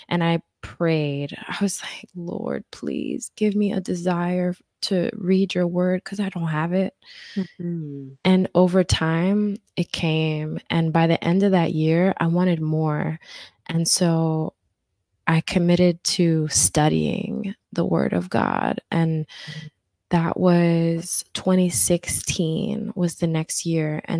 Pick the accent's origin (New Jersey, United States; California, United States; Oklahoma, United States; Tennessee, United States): New Jersey, United States; Newark; you know i'm from Newark and i had